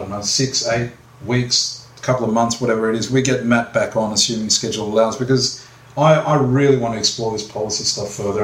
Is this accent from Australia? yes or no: yes; Australia; I'm born and bred in Australia, son of immigrants